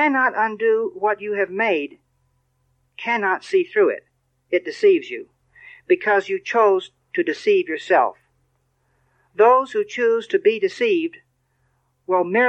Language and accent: English; Texas, United States; I'm from Texas